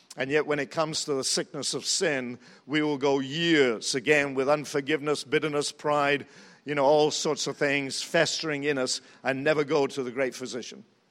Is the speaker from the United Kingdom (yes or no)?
yes; England, United Kingdom; also born or lived in New Zealand; now in United States; I'm from England, and we do have a throne there